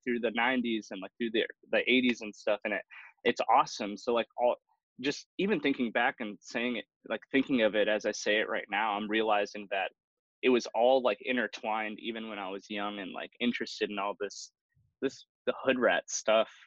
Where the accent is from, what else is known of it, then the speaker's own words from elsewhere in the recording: Milwaukee, Wisconsin, United States; I was born and raised in Milwaukee.